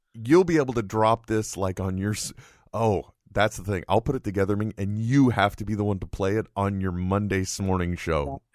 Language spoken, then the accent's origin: English; California, United States; I'm extremely Californian